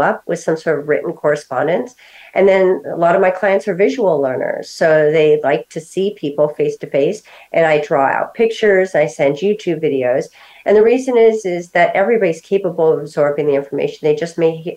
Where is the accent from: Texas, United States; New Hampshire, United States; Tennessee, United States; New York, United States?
New York, United States; moved away; And I'm originally from New York.